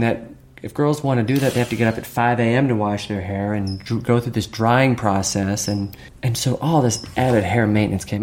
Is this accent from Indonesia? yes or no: no; Virginia, United States; growing up in Virginia